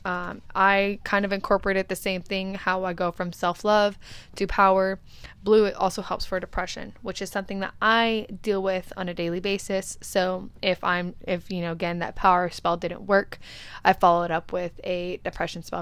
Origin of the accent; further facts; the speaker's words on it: California, United States; now in Arizona, United States; I come from California. I currently resonate in Arizona